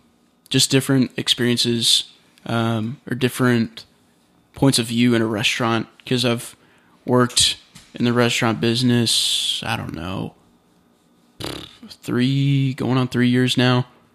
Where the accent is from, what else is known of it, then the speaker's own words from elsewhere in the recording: United States; to us, or to me as an American, I was like, no, that's definitely a city.